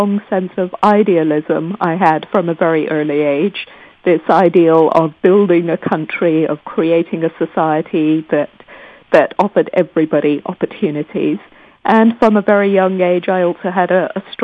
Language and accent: English; Nairobi, Kenya; moved away as an adult; also born or lived in London, United Kingdom / United States; I was born and raised in Nairobi, Kenya